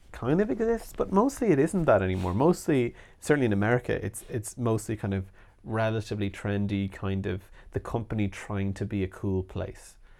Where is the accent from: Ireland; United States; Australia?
Ireland; as we say in Ireland